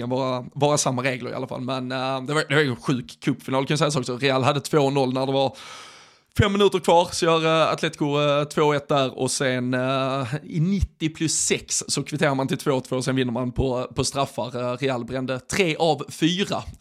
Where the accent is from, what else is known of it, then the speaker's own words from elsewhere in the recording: Sweden; de gladaste bilderna man från, eller som svensk har sett de senaste dagarna